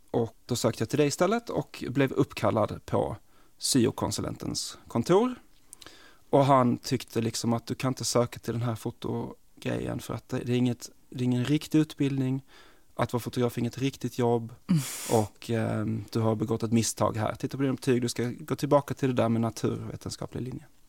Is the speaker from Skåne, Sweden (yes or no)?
yes; Malmö, Skåne, Sweden; moved away as an adult; also born or lived in New York / Stockholm; jag är, kommer från Malmö